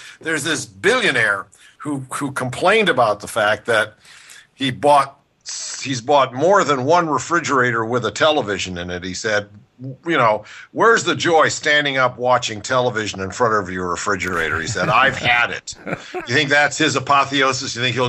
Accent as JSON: {"language": "English", "town": "Cleveland", "region": "Ohio", "country": "United States", "tie": "born or raised there", "moved": "yes", "lives_now": "Los Angeles, United States", "said": "it used to be my hometown sport, follow the Indians, as a kid in Cleveland, right?"}